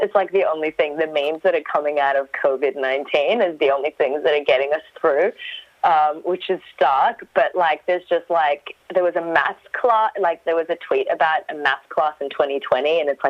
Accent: Iraq; I'm a refugee from Iraq.

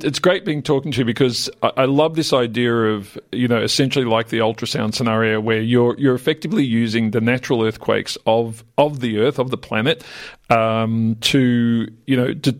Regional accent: Australia; an Australian

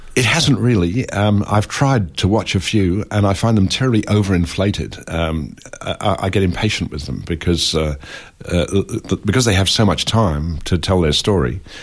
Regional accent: England, United Kingdom; I grew up in England

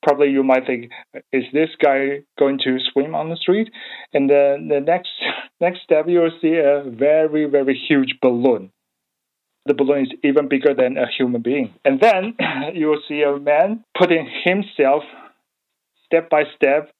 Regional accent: Taiwan; English is a second language; moved away as an adult; now in Melbourne, Australia; I come from Taiwan.

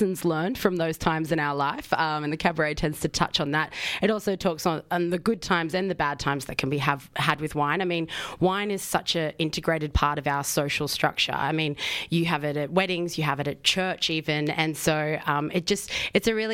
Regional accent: Queensland, Australia; moved away; I am a Queenslander.

